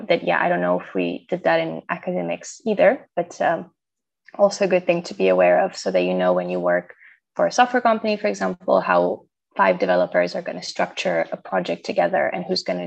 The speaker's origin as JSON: {"language": "English", "country": "Romania", "moved": "as an adult", "lives_now": "Netherlands", "said": "because I'm originally from Romania, so I moved to the Netherlands like 5 or 6 years ago now."}